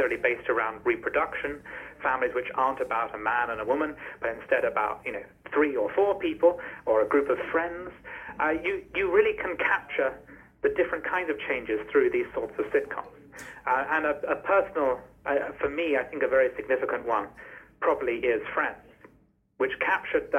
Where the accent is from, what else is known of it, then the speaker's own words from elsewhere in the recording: United Kingdom; as a British person